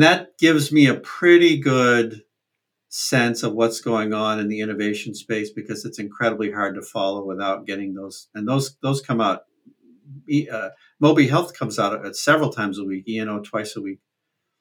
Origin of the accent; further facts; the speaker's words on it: central Vermont, United States; I grew up in Vermont, central Vermont